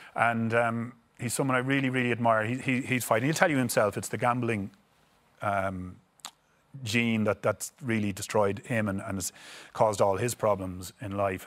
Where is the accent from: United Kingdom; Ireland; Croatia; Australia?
Ireland; moved away; being these Irish stars, that when we come home to Ireland